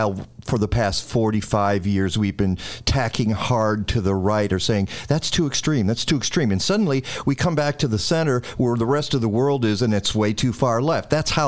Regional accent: Detroit, Michigan, United States; now in Chicago, United States; and that's my hometown, you know, Detroit.

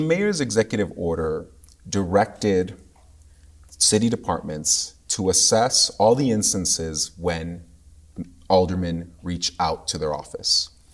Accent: Chicago, Illinois, United States

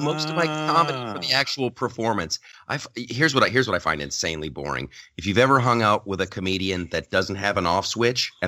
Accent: Columbus, Ohio, United States; now in Southern California, United States; I'm from Ohio. I grew up in Columbus, Ohio

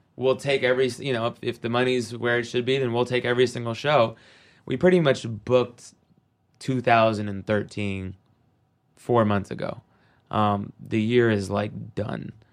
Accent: Seattle, Washington, United States; growing up in Seattle, I mean, in the nineties, it was the mecca of grunge

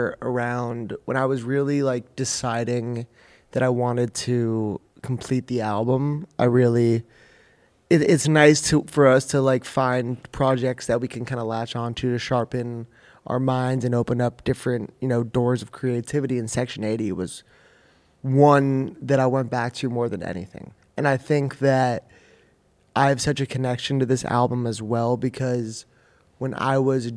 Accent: Manhattan Beach, California, United States; my hometown of Manhattan Beach

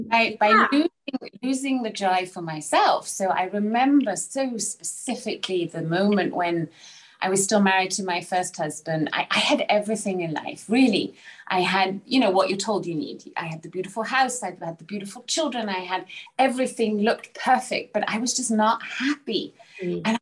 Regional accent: Salzburg, Austria; also born or lived in Bristol, England; I was born in England, England, so in Bristol, in the UK. Um, yeah, and then I was raised in Salzburg, Austria.

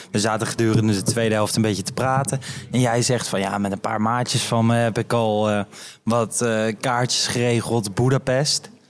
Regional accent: North Brabant, Netherlands; wij zijn Brabanders, we houden van gezelligheid, het is een beetje carnaval.

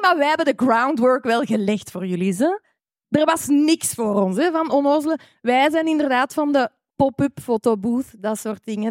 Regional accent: Rotselaar, Flanders, Belgium; ik van Rotselaar ben, wat heel dicht bij aardschot ligt

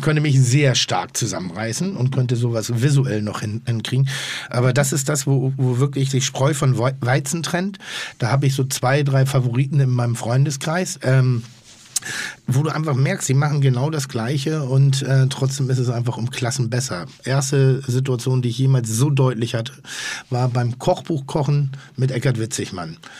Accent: Northern Germany, Germany; ich bin ja Norddeutscher

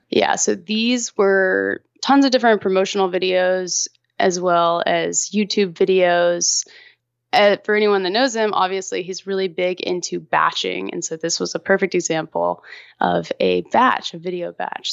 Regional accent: Austin, Texas, United States; also born or lived in Los Angeles; decided to move back to Austin, my hometown, and moved back here

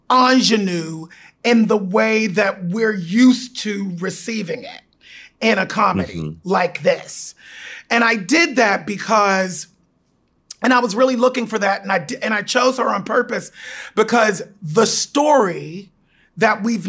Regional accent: Pittsburgh, Pennsylvania, United States; my hometown of Pittsburgh

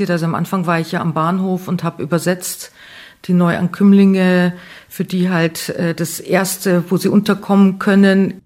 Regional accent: Neufahrn, Bavaria, Germany; ja hier aufgewachsen bin

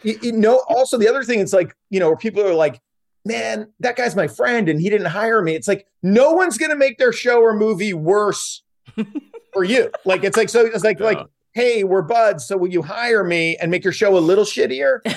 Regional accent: South Stratford, Vermont, United States; also born or lived in Virgin Islands; now in Sherman Oaks, United States; we are both from South Stratford, Vermont

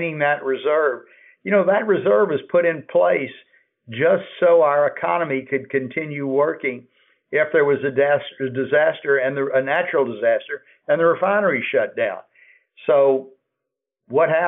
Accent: United States; as an American

